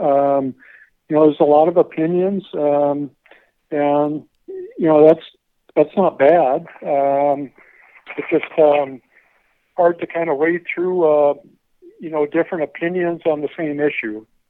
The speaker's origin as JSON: {"language": "English", "town": "Pierre", "region": "South Dakota", "country": "United States", "also_born_or_lived": "Iowa / Texas", "moved": "as an adult", "said": "I'm from Pierre, South Dakota"}